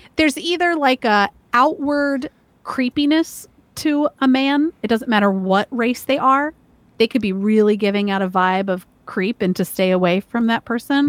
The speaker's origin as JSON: {"language": "English", "region": "Georgia", "country": "United States", "tie": "born or raised there", "moved": "as an adult", "lives_now": "Maryland, United States", "said": "growing up in Georgia"}